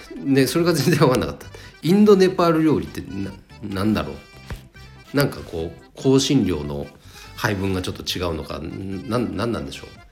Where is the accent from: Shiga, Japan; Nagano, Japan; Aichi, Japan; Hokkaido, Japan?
Nagano, Japan; Chikuma; 地元長野県千曲市